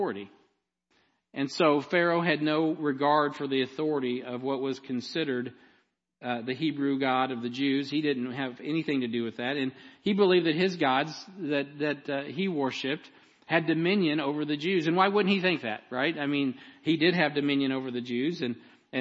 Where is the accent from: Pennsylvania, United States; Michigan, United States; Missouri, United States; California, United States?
Missouri, United States; Jackson County; I'm from Jackson County.